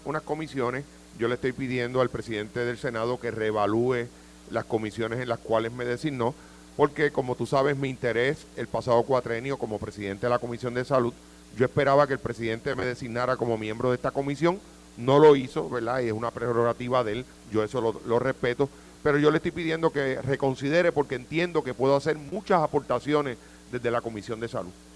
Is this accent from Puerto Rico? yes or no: yes; Jayuya, Puerto Rico; yo soy natural de Jayuya